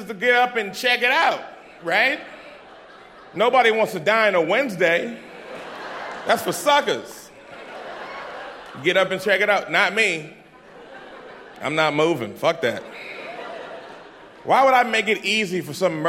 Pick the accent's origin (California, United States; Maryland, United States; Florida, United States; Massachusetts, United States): Massachusetts, United States; Boston; I'm from Dorchester, so, like, I grew up in the hood.